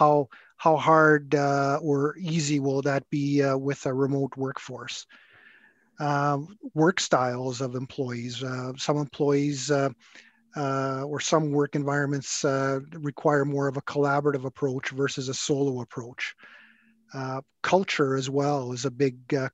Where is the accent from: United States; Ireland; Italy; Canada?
Canada; Edmonton, Alberta; I was born and raised in Edmonton, graduated from the U of A Law School here